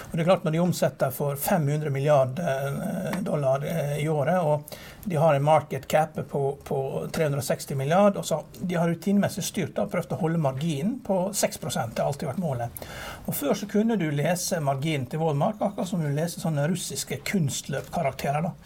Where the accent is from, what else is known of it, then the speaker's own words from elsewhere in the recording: Norway; vi som nordmenn